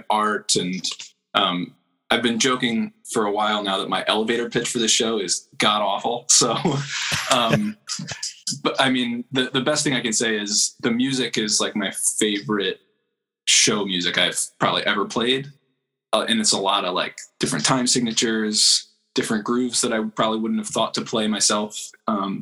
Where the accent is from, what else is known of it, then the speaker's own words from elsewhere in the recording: Telford, Pennsylvania, United States; I grew up in Telford, Pennsylvania